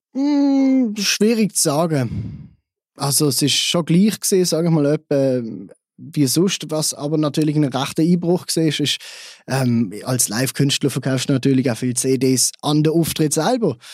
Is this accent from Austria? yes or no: no; Basel, Basel-Stadt, Switzerland; Ich bin gebürtiger Basler, ich komme aus der Schweiz.